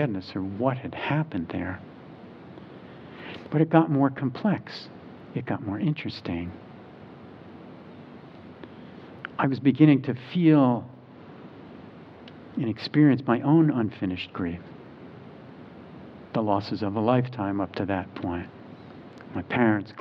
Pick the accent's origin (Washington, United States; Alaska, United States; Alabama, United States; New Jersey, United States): New Jersey, United States; now in Charlottesville, United States; I grew up in New Jersey